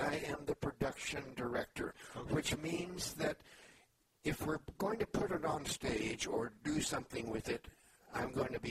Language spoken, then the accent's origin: English; Kansas, United States; also born or lived in Missouri / Alabama / Georgia; No, I grew up in Kansas and Missouri and then moved to Alabama and Georgia.